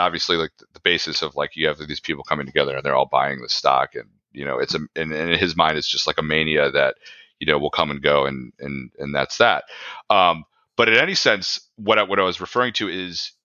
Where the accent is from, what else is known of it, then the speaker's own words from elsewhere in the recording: Naperville, Illinois, United States; I grew up in Naperville